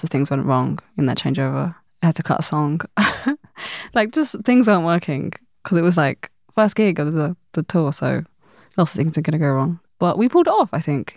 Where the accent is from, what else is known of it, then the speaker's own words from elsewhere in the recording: London, United Kingdom; growing up in London